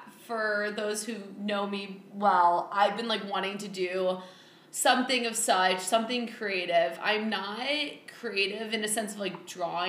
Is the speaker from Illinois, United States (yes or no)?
yes; Chicago, Illinois, United States; also born or lived in North Carolina; I am from Chicago. And yeah, I've been living here ever since I've graduated from college.